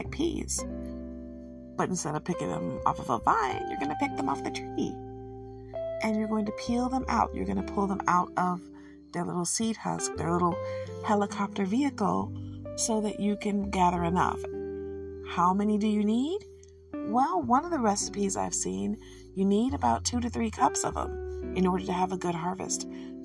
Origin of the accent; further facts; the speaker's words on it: Michigan, United States; I'm from Michigan